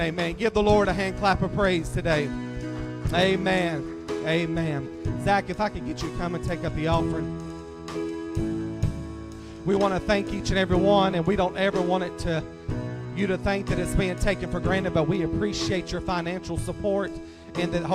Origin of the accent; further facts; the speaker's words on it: Statesville, North Carolina, United States; accent: southern drawl; I am from Statesville, born and raised there